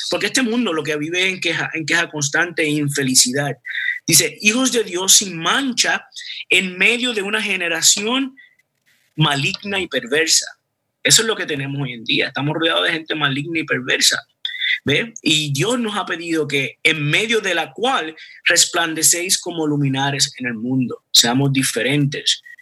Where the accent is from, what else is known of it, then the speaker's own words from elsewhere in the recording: Puerto Rico; yo no soy israelita, eh, yo soy puertorriqueño